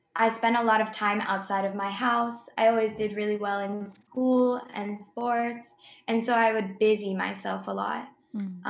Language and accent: English; Boston, Massachusetts, United States; now in St. Augustine, United States; I'm from Boston area